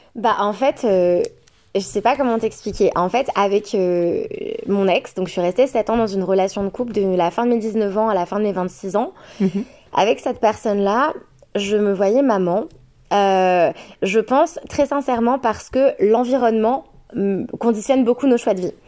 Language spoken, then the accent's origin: French; France; le papa est anglais, moi je suis française